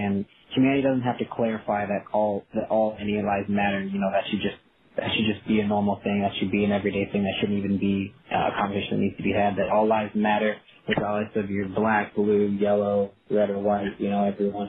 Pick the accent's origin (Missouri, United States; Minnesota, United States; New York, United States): Missouri, United States; St. Louis; now in Memphis, United States; growing up in St. Louis, it being such a huge soccer city